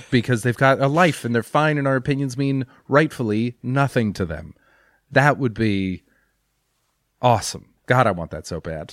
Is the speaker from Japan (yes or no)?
no; Canada